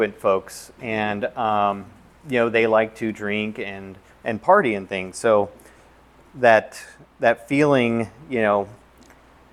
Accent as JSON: {"language": "English", "region": "Southern California", "country": "United States", "tie": "born or raised there", "moved": "yes", "lives_now": "Arizona, United States", "said": "I grew up in Southern California"}